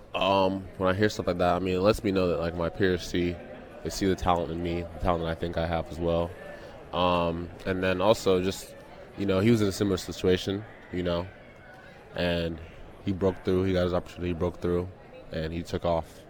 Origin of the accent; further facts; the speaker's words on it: Missouri, United States; also born or lived in London / Nigeria; now in Toronto, Canada; I grew up with him in Missouri.